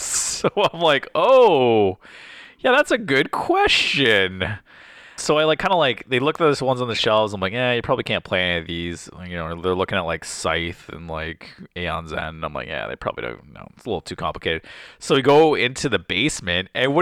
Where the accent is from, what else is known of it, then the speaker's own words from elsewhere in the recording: Windsor, Ontario, Canada; Yeah, so we're from Windsor, Ontario, and if you drive 3 hours, you can go to Frankenmuth, Michigan.